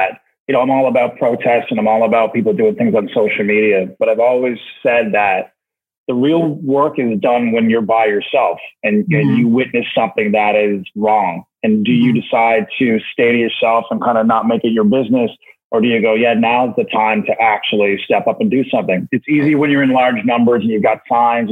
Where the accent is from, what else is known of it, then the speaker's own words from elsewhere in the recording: Canada; also born or lived in Halifax, Nova Scotia; as a Canadian up here, we get so much American news